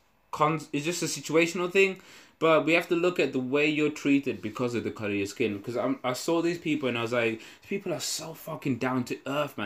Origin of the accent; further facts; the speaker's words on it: United Kingdom; So I'm feeling, as a British person, you know how important manners and being polite and shit is to us